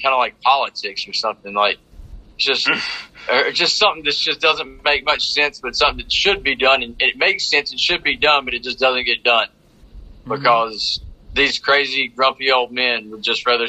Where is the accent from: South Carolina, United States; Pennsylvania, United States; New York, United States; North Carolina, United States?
North Carolina, United States; now in Miami, United States; If you can't tell by my accent, I'm from North Carolina originally